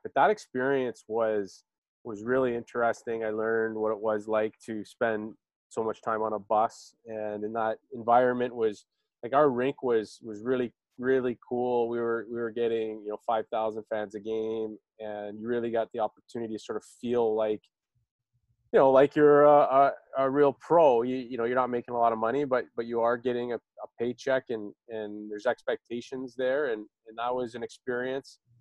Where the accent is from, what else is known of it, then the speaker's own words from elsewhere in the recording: Toronto, Ontario, Canada; also born or lived in Oakville, Ontario; I was born in Toronto. I lived in Etobicoke uh, up until about, uh, I guess, middle school, where we moved to Oakville.